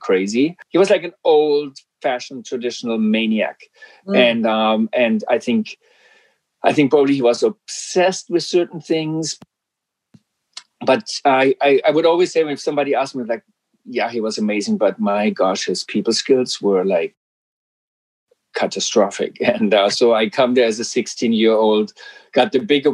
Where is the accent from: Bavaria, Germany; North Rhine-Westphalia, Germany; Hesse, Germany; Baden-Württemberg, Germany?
Baden-Württemberg, Germany; Black Forest; English is a second language; moved away as an adult; now in Vancouver, Canada; I'm from Germany, and I came here from the southwest of Germany, the Black Forest